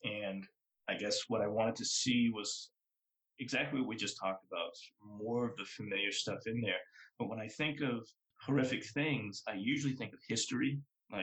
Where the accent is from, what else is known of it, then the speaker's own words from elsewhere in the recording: Boston, Massachusetts, United States; the neighborhood I grew up in Boston is called Mattapan